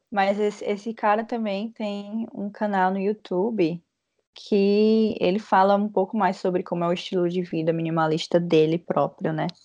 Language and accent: Portuguese; Fortaleza, Ceará, Brazil; now in São Paulo, Brazil; O que aconteceu comigo quando eu saí de Fortaleza para São Paulo. Eu saí de Fortaleza para São Paulo com uma mala só de roupas e era uma mala média